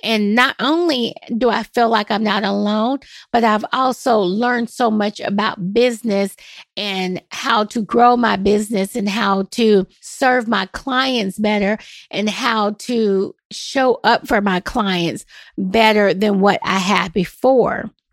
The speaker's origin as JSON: {"language": "English", "town": "Nashville", "region": "Tennessee", "country": "United States", "tie": "born or raised there", "said": "I am born and raised in Nashville"}